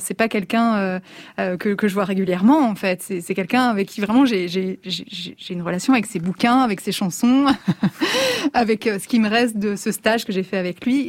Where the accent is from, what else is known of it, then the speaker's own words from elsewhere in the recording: Alsace, Grand Est, France; je suis alsacienne